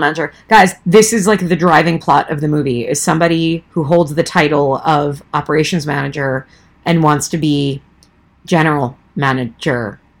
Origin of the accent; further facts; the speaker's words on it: Long Island, New York, United States; I'm a New Yorker, born and born and raised in Long Island